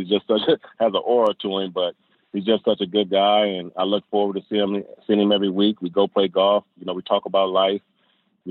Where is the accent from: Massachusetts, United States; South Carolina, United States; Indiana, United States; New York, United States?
Indiana, United States; I'm from Indiana